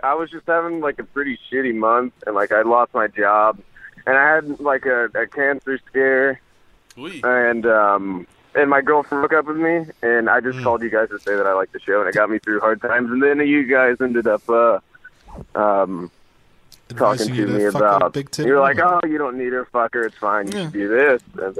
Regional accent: Texas, United States; I'm from Texas.

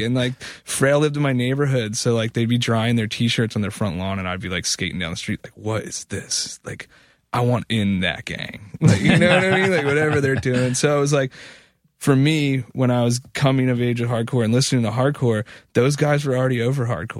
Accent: Philadelphia, Pennsylvania, United States; growing up in Philly, I mean, I went to high school

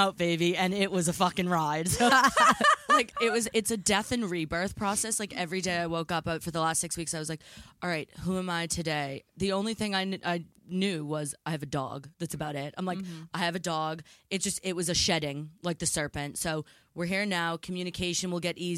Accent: near Salem, Massachusetts, United States; now in England; growing up near Salem, Massachusetts

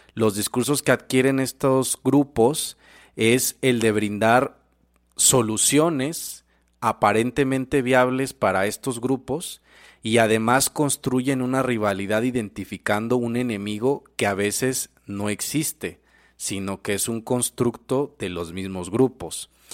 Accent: Mexico; Nosotros como mexicanos

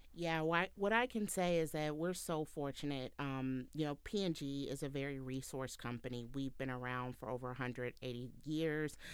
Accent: Houston, Texas, United States; now in Cincinnati, United States; I'm a Southern girl like Brianne. I'm from Houston, Texas, and, um, currently living in Cincinnati

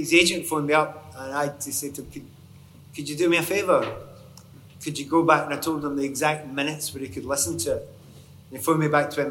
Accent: Scotland, United Kingdom; I'm Scottish

